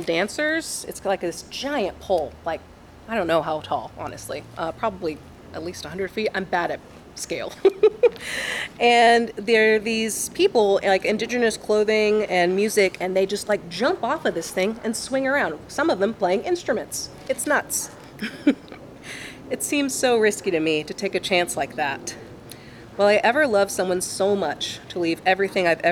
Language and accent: English; Longview, Texas, United States; now in Dallas, United States; I am from Longview, Texas